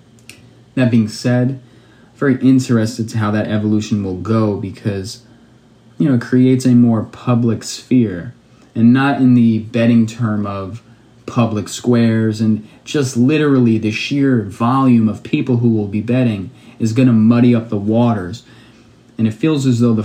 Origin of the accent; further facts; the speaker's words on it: New York City, New York, United States; also born or lived in Pennsylvania / Ohio; I am from Brooklyn, New York. I went to school, I'm from here, but I went to school for college in Pennsylvania and in Ohio